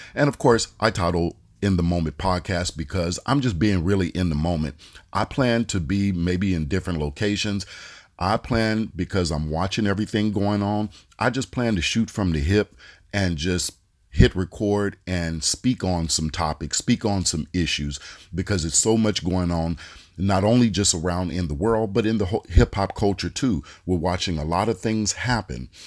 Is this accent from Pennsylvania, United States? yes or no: no; Oakland, California, United States; I'm from the Bay Area, uh, from Oakland.